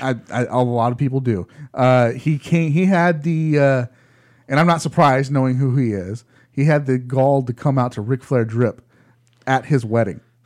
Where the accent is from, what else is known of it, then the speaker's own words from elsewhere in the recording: United States; we're American